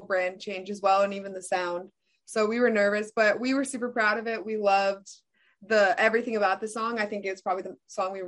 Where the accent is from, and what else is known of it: Chicago, Illinois, United States